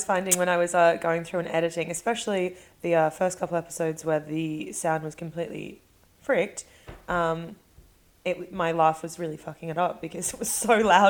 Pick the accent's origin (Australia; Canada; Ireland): Australia; moved away; I come from Australia.